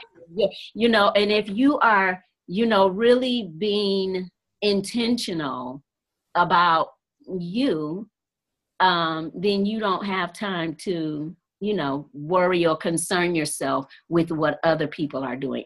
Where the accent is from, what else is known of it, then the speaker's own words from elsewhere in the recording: Detroit, Michigan, United States; I'm from Detroit, Michigan